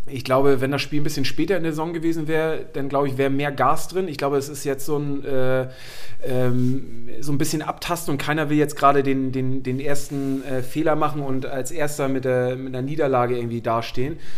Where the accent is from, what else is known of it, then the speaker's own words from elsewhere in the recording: Schleswig-Holstein, Germany; ich bin ja aufgewachsen oben im Norden und ich bin damals zum HSV halt immer mit diesen, mit diesen Zügen gefahren